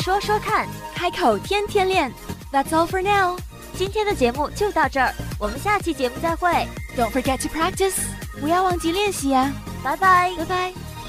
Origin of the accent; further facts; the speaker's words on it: the north of England, United Kingdom; moved away; 我小的时候在北方长大，后来我读大学的时候，我是在南方